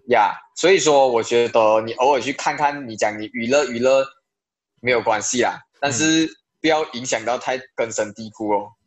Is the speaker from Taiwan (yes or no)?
no; Malaysia; moved away as an adult; also born or lived in China; 希望可以在马来西亚的这一块土地上，把影视表演方面做出一些贡献啊，因为毕竟是我家乡